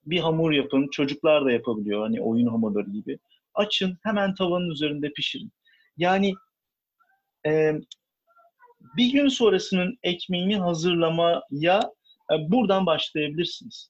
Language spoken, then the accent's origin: Turkish; Istanbul, Turkey; İstanbulluyum. Ee, bayağı e, bu şehrin köylüsüyüm aslında. Ee, Beykoz tarafındaki köylerden bir tanesi